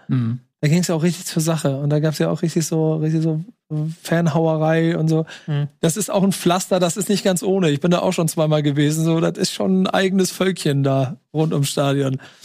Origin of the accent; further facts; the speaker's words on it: Hamburg, Germany; ich bin Hamburger